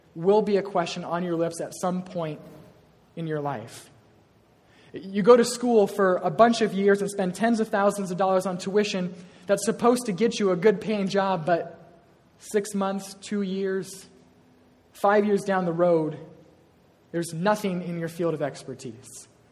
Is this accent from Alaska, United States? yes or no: no; Iowa, United States; I am from Iowa. I was born and raised on a farm, proud of this.